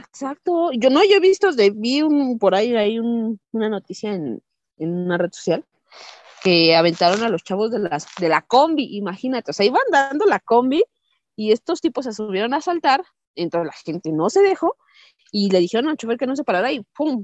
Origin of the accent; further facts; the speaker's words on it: Mexico; nosotros como mexicanos